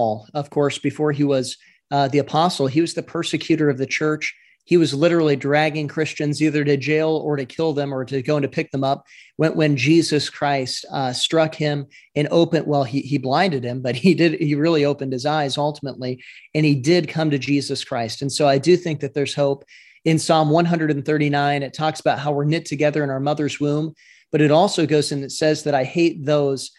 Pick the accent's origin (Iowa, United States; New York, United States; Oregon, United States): Iowa, United States; I'm from Iowa